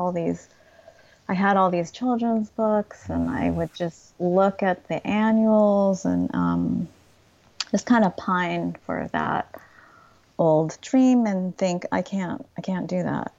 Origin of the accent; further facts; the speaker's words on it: United States; how American I am and just all the cultural references that I grew up